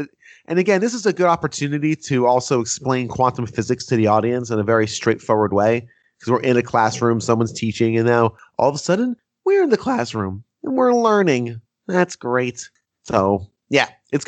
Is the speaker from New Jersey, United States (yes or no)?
yes; New Jersey, United States; growing up in New Jersey